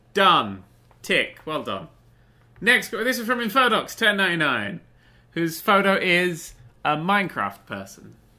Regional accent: England, United Kingdom; we're from England

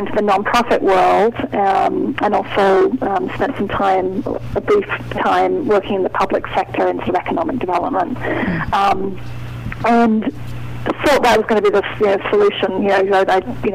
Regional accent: United Kingdom; moved away as an adult; now in New England, United States; I'm not originally from the New England area, but I've been working hard on my New England accent for a couple of decades now. But I grew up in the United Kingdom

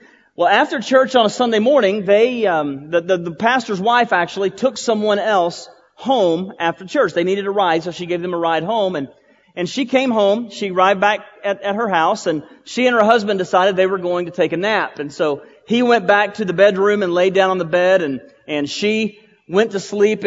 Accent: Boyd, Texas, United States; I was at Trinity Baptist Church in Boyd, Texas. That's my hometown

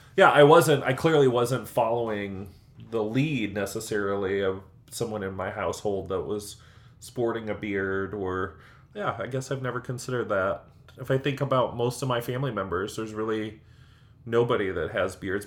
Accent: Illinois, United States; now in Indiana, United States; Growing up in Illinois

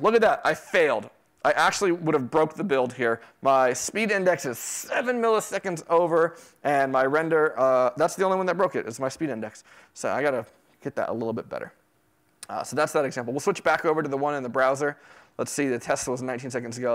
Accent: Florida, United States; also born or lived in New York City; now in Texas, United States; I grew up in Florida

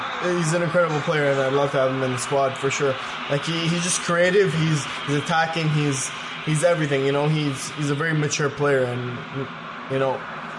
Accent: England, United Kingdom; when I pick my England squad, because I am English, I will pick Stevie G over Lampard all the time.

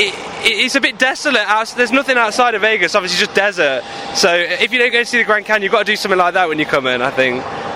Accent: Manchester, North West England, United Kingdom; accent: Mancunian; I am from Manchester

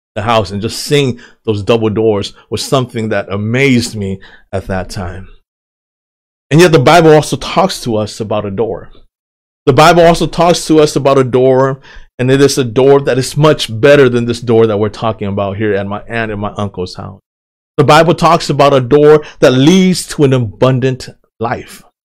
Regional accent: United States; also born or lived in Thailand; I was two years old when we came to the United States of America

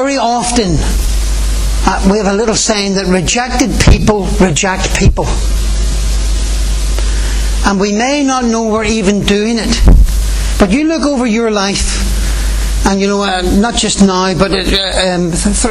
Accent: Ireland; as Irish people

